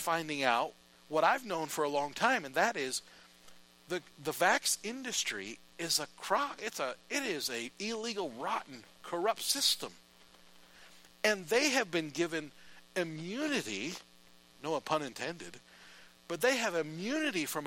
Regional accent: United States; As an American

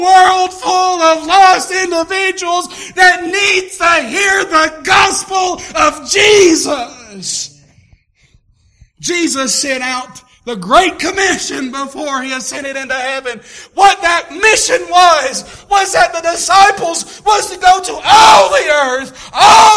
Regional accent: Tennessee, United States; moved away; I was raised up down in Tennessee

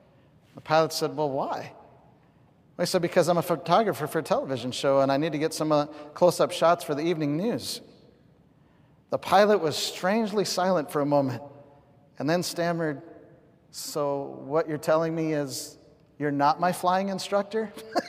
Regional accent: the West, United States; I remember my first time in Greenville, I stopped counting how many Baptist churches I've seen. I'm from the West. You just would never see that.

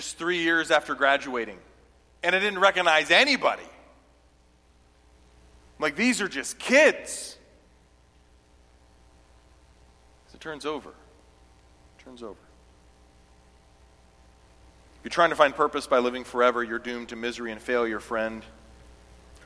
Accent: South Carolina, United States; I grew up in South Carolina

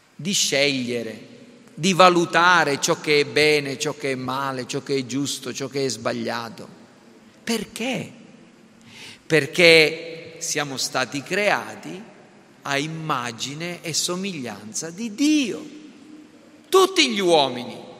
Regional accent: Sicily, Italy; da siciliani

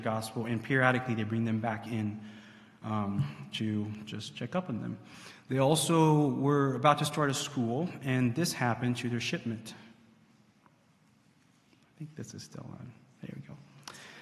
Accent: Haiti; serving the Lord with MAF in my home country, Haiti

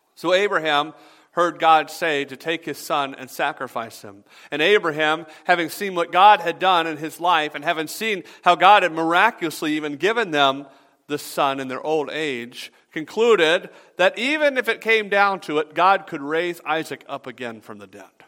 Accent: the South, United States; I'm from the South

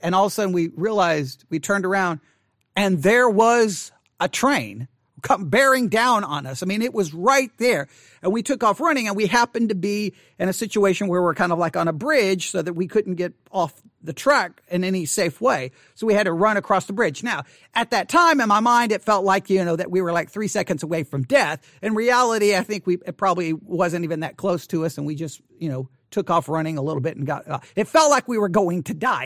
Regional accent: Buffalo Gap, Texas, United States; as I was growing up in Buffalo Gap

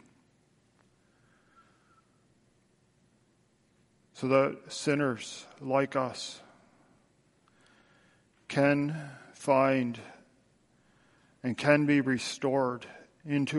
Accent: Tillsonburg, Ontario, Canada; moved away; my hometown, back in Tillsonburg

